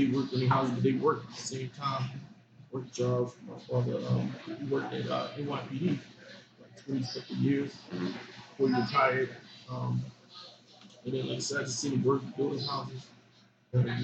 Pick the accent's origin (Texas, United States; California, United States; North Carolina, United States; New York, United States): New York, United States; New York City; moved away; also born or lived in Greenville; I grew up in Brooklyn